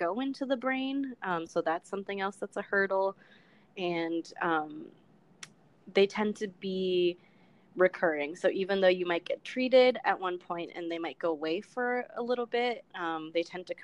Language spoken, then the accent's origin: English; Los Angeles, California, United States; moved away; I am from Los Angeles, California. My parents are from El Salvador